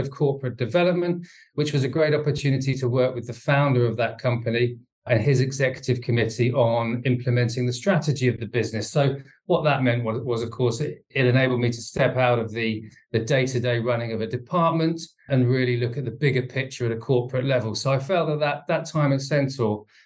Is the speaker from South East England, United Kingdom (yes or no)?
no; Bedford, East of England, United Kingdom; I was born in Bedford, went to school there